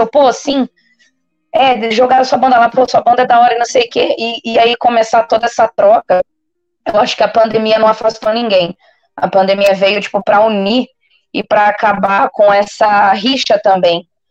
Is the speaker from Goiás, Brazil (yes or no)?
no; Marília, São Paulo, Brazil; moved away; eu sou de Marília, então eu comecei esse rolê todo em Marília, onde eu estou agora, inclusive, de férias, matando saudade